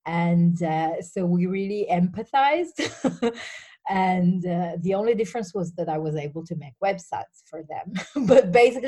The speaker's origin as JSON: {"language": "English", "town": "Turin", "region": "Piedmont", "country": "Italy", "second_language": "English", "said": "So, as you said, I come from Italy, and as my accent says, I think very clearly, I'm from a town called Torino, which is in the northwest, next to the Alps."}